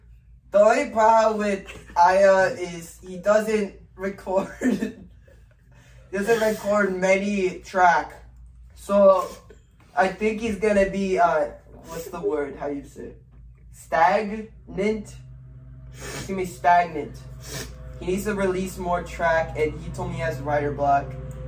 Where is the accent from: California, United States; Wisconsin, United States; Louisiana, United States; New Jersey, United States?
Wisconsin, United States; I grew up in Wisconsin, so I didn't really have it easy.